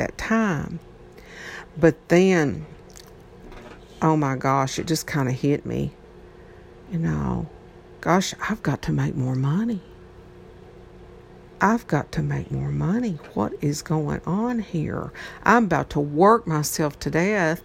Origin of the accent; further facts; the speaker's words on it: Troy, Tennessee, United States; I'm from Troy, Tennessee. This is not a big area here.